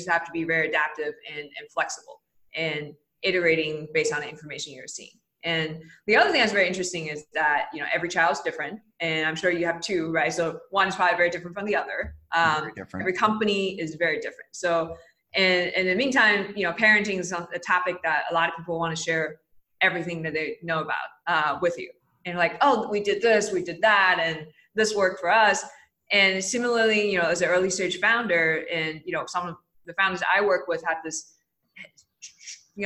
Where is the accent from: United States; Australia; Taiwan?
Taiwan; Taipei; moved away as an adult; I grew up in Taipei, Taiwan. I was there till I was 18 as a child